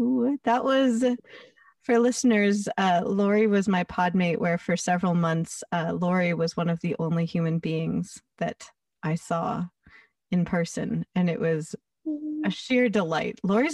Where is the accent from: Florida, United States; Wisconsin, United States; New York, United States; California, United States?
California, United States; Los Angeles; my hometown newspaper, the LA Times